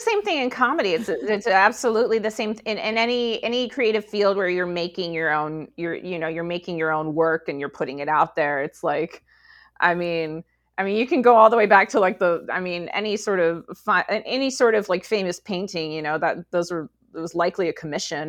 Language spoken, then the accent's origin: English; Rancho Cucamonga, California, United States; I grew up in Rancho Cucamonga